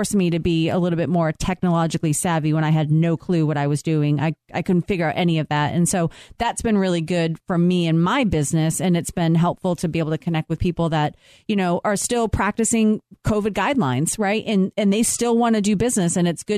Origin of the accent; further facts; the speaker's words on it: Boston, Massachusetts, United States; moved away; We're from Boston.